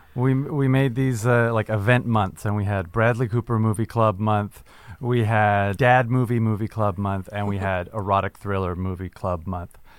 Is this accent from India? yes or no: no; Canada; I'm a Canadian person